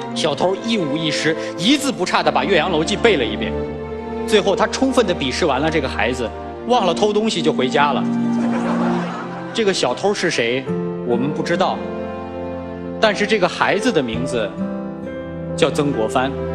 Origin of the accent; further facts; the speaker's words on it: China; 我们是中国人，我们是一个五千年耕作的民族，我们是最勤勤恳恳的民族